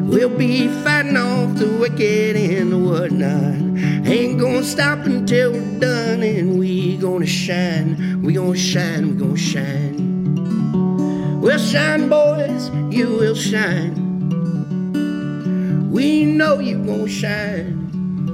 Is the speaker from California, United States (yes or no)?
yes; Oakdale, California, United States; I come from Oakdale, California, in the Central Northern Valley.